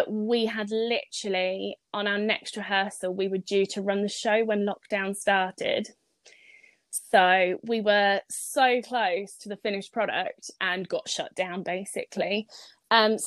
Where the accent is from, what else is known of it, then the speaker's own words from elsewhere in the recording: South Africa; moved away; If I go all the way back to primary school, I grew up in South Africa